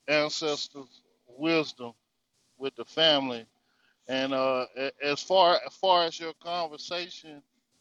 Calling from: North Carolina, United States; This is …. Well, coming from the North Carolina territory.

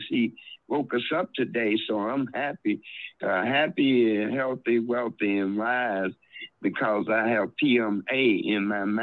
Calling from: Chicago, Illinois, United States; This is Minister … from Chicago.

